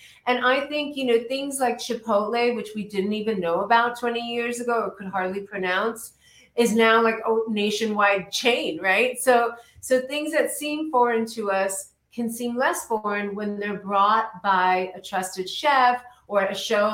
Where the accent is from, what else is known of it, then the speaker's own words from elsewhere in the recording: India; now in United States; I'm Indian